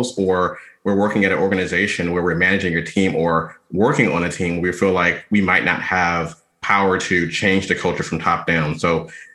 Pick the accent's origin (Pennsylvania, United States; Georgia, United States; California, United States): Georgia, United States; Atlanta; moved away as an adult; now in Washington, D.C. area, United States; I'm from Atlanta, Georgia, originally, was born and raised there, went to undergrad there, spent most of my adult life